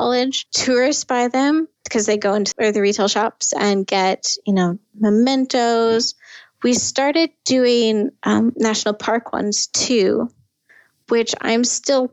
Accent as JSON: {"language": "English", "town": "Fargo", "region": "North Dakota", "country": "United States", "moved": "yes", "lives_now": "San Francisco Bay Area, United States", "said": "I come from Fargo, North Dakota"}